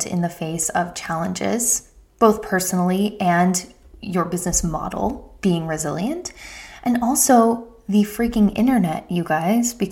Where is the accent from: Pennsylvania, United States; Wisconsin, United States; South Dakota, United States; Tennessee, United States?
Pennsylvania, United States; outside of Philadelphia; I grew up outside of Philadelphia